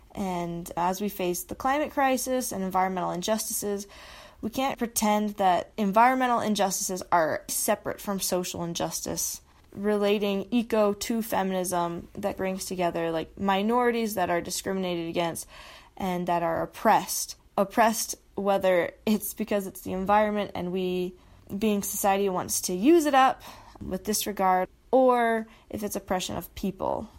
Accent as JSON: {"language": "English", "region": "Utah", "country": "United States", "tie": "born or raised there", "said": "I grew up in Utah, love it here"}